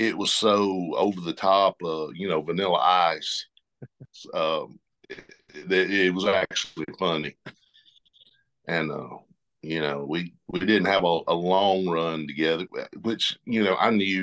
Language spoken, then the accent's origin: English; the South, United States; We're all from the South. We all kind of talk the same.